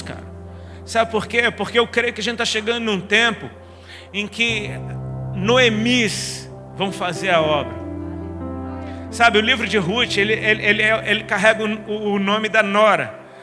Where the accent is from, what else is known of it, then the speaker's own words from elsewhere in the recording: Brazil; nós somos brasileiros